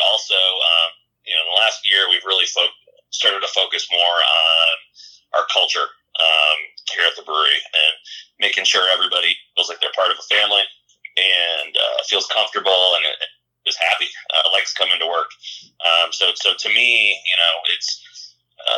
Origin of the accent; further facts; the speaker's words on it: Chicago, Illinois, United States; moved away as an adult; also born or lived in Iowa City, Iowa; So I grew up, I'm from Chicago originally.